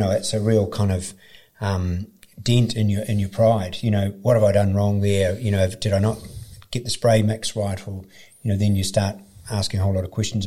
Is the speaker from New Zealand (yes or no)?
yes; Auckland, New Zealand; we grew up in South Auckland, the other end of New Zealand, and my dad was on a dairy farm